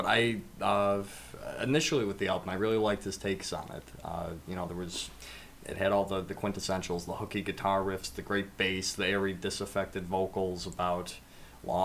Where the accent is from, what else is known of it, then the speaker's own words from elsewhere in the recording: Buffalo, New York, United States; I'm from Buffalo.